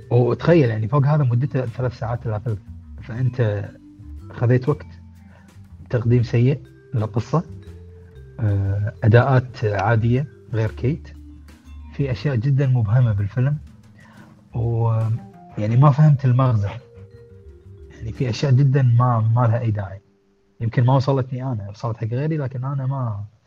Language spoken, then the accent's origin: Arabic; Kuwait; عندنا بالكويت